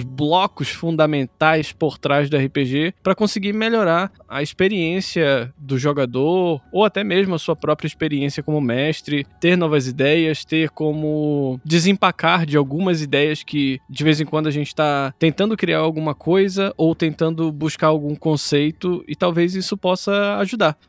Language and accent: Portuguese; North Region of Brazil, Brazil; nós somos nortistas